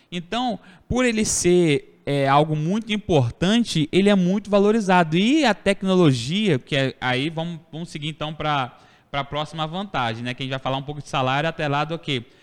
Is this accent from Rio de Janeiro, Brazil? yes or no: yes; Cordeiro, Rio de Janeiro, Brazil; also born or lived in Italva; Eu, por exemplo, nascido, sou nascido em Italva, criado em Cordeiro